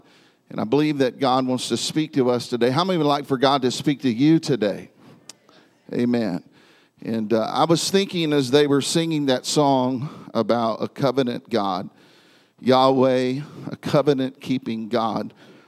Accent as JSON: {"language": "English", "town": "Independence", "region": "Missouri", "country": "United States", "tie": "born or raised there", "said": "But I was born in Independence, Missouri. My father pastored in Kansas City, and so my first years of life were spent here in this area."}